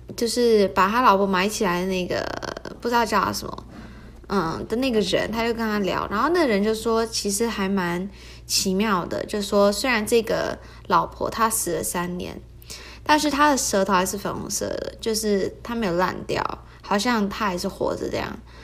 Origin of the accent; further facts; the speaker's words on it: Taiwan; 我就是台湾人，所以就会中文